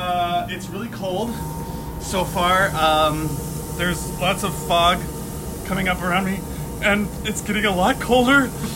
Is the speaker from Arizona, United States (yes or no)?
yes; Arizona, United States; born there; I'm born from Arizona.